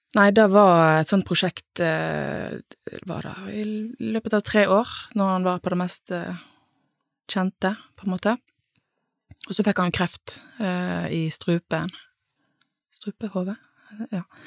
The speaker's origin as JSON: {"language": "Norwegian", "area": "Nordhordland", "region": "Vestland", "country": "Norway", "also_born_or_lived": "Bergen", "moved": "as an adult", "lives_now": "Sunnhordland, Norway", "said": "jeg eh, er jo fra en litt sånn tilsvarende plass, på en måte, i Nordhordland"}